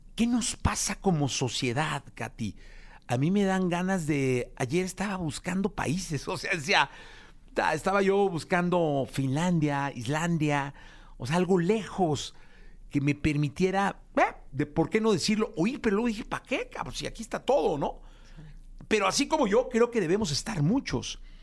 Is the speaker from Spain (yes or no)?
no; Mexico; como mexicano